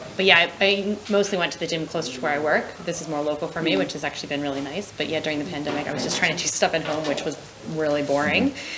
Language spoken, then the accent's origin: English; United States; moved away as an adult; also born or lived in Scotland; now in London, United Kingdom; I'm from America.